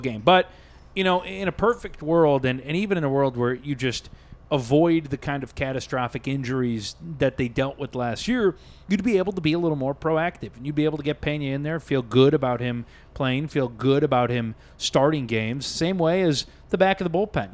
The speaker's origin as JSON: {"language": "English", "town": "Chicago", "region": "Illinois", "country": "United States", "tie": "born or raised there", "said": "I grew up in Chicago"}